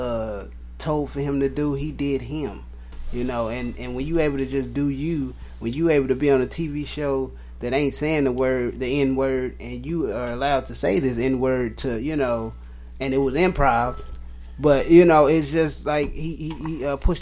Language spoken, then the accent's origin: English; St. Louis, Missouri, United States; I'm from St. Louis, Missouri, right here, hometown.